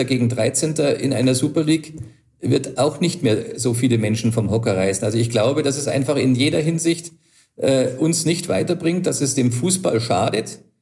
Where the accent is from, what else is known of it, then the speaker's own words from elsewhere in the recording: Germany; bei uns in Deutschland